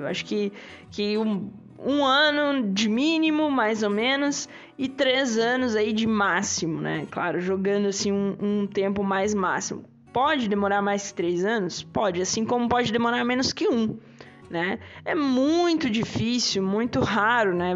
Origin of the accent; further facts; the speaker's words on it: Brazil; first language Portuguese; Nós aí que somos brasileiros, falamos português